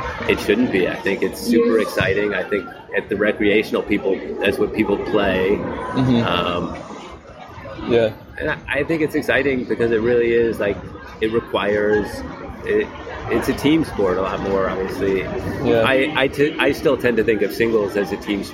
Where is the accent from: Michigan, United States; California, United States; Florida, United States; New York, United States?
New York, United States; I grew up in New York